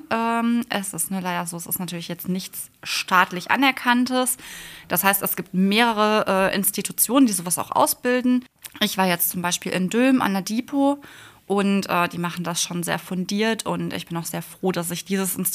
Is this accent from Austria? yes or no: no; Bottrop, North Rhine-Westphalia, Germany; Ich komme aus Bottrop.